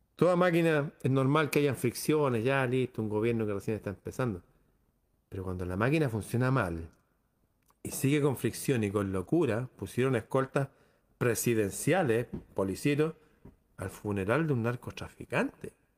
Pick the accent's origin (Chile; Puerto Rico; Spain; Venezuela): Chile